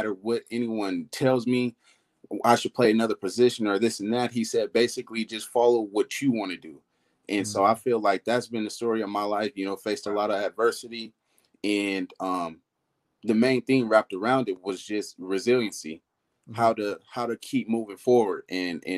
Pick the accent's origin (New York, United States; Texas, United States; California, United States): California, United States; Oakland; I was born and raised in Oakland, California